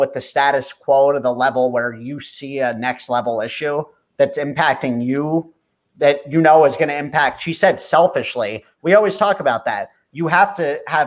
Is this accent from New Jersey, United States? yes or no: yes; Watchung, New Jersey, United States; we grew up in Watchung